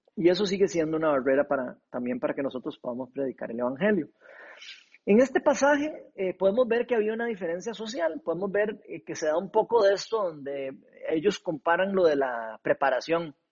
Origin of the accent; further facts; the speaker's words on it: Costa Rica; como decimos aquí los ticos